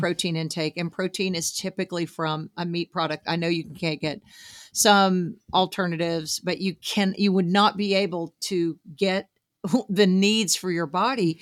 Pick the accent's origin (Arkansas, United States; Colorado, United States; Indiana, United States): Arkansas, United States; Southeast; I grew up some in Southeast Arkansas, which has a lot of cotton farming